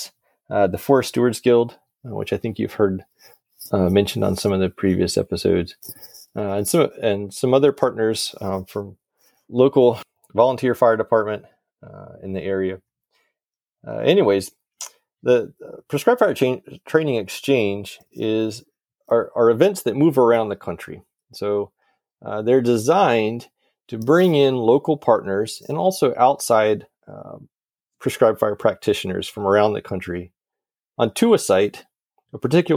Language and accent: English; the South, United States; moved away; I come from the South where there's more prescribed fire used than really anywhere else in the country